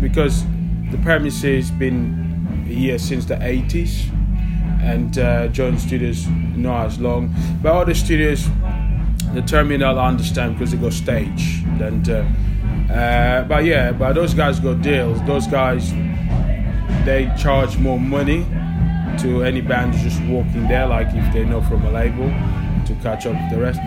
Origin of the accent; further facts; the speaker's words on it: Paris, Île-de-France, France; moved away as an adult; also born or lived in Portugal; now in London, United Kingdom; I grew up in Paris and grew up in Portugal as well.